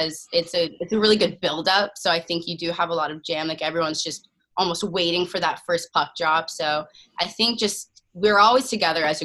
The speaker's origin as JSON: {"language": "English", "town": "Sherwood Park", "region": "Alberta", "country": "Canada", "tie": "born or raised there", "moved": "yes", "lives_now": "Cambridge, United States", "said": "Some friends at Union that I grew up in Sherwood Park with, Emma Hebert"}